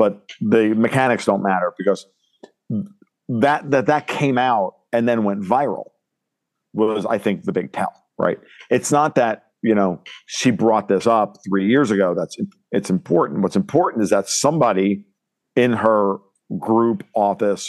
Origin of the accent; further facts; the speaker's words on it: New York, United States; moved away; I'm Italian, I'm a New Yorker. An ex-New Yorker